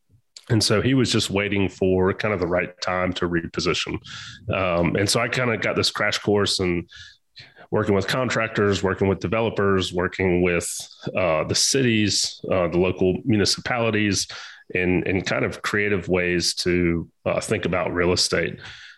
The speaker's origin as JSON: {"language": "English", "town": "Augusta", "region": "Georgia", "country": "United States", "tie": "born or raised there", "also_born_or_lived": "Corpus Christi, Texas", "said": "So kind of where I grew up. I'm originally from Corpus Christi, Texas, but by way of my father being in the military, ended up in Augusta, Georgia."}